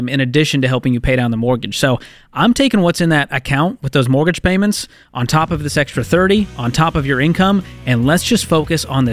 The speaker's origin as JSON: {"language": "English", "town": "Boston", "region": "Massachusetts", "country": "United States", "said": "I'm from Boston"}